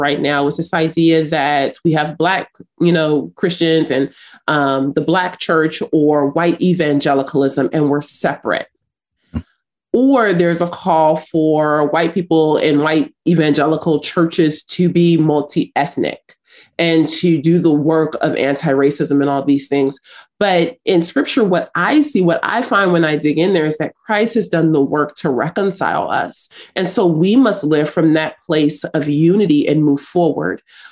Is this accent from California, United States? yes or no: yes; Los Angeles, California, United States; also born or lived in South Africa; I grew up in South Central Los Angeles, and I grew up fighting